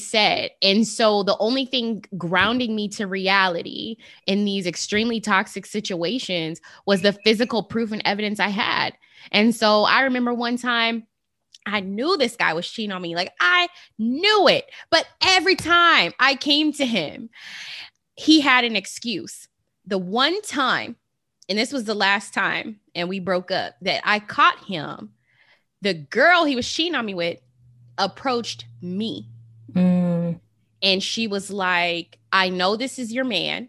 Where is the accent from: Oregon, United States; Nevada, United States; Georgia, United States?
Nevada, United States; Las Vegas; I'm from Las Vegas, the city of sin.